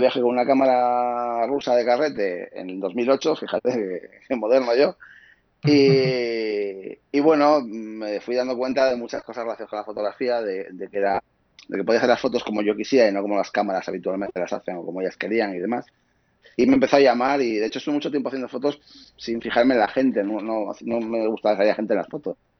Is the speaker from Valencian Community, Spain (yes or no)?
no; Asturias, Spain; moved away as an adult; now in Madrid, Spain; soy de Asturias, eh, viví hasta 25 años, me fui a vivir a Madrid